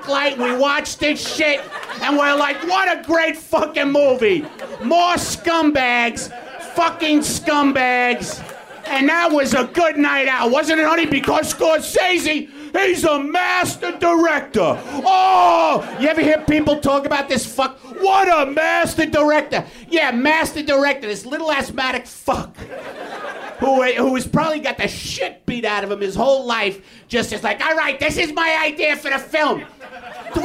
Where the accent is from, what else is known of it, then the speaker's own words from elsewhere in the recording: New York, United States; now in Los Angeles, United States; I'm from New York